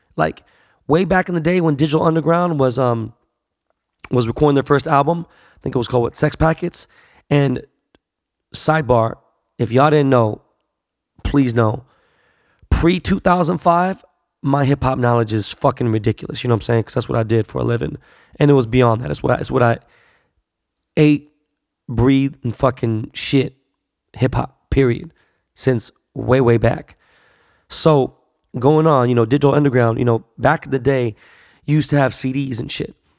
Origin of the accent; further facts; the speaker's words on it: Los Angeles, California, United States; I was born and raised here in Los Angeles